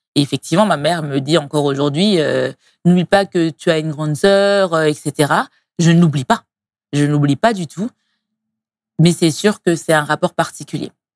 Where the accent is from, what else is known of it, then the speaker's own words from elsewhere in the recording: Strasbourg, Grand Est, France; moved away as an adult; now in Paris, France; je suis née et grandie à Strasbourg il y a 34 ans